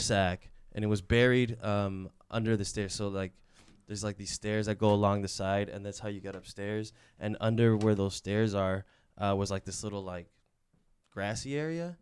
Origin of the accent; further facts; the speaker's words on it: Chicago, Illinois, United States; also born or lived in Mexico; I was raised here in Chicago, I was born in Mexico.